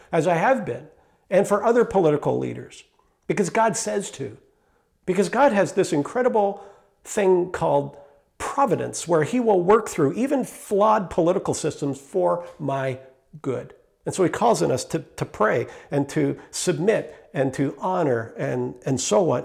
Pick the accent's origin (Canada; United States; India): Canada; I am a Canadian citizen